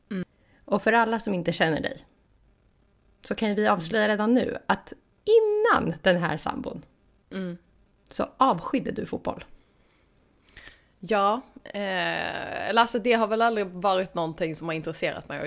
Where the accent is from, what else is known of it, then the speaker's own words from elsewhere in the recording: Stockholm, Stockholm County, Sweden; moved away; jag är från Stockholm.